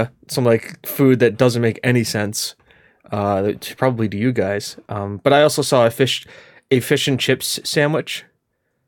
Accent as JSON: {"language": "English", "country": "United States", "said": "I'm an American"}